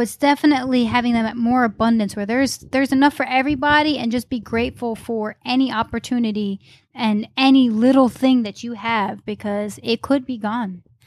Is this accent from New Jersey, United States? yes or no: no; upstate New York, United States; moved away as an adult; also born or lived in Charlotte, North Carolina; now in Greenville, United States; originally from upstate New York. moved to Charlotte and now living in Greenville